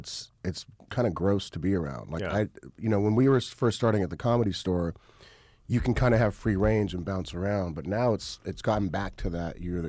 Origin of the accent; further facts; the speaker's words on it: Riverside, California, United States; also born or lived in Los Angeles, California; I grew up in Riverside, California. I moved to L.A. when I was 19. I've been here 20-plus years.